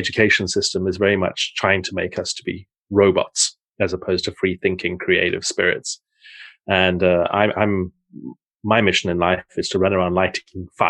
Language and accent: English; South Africa; moved away as an adult; also born or lived in Portsmouth, England / Netherlands; now in Zeist, Netherlands; I grew up in South Africa, but I was born in Portsmouth in the south of England.